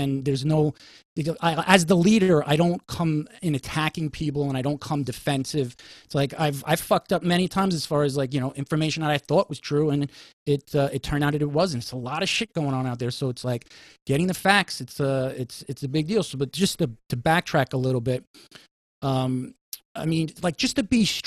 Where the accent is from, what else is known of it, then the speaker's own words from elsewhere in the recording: New York City, New York, United States; as a New Yorker